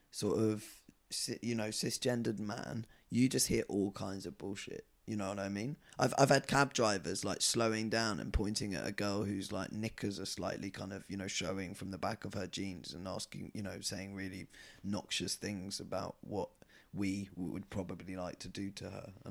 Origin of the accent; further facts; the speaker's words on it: Scotland, United Kingdom; And then he said, why are you wearing a skirt, …? And I said, because I'm Scottish.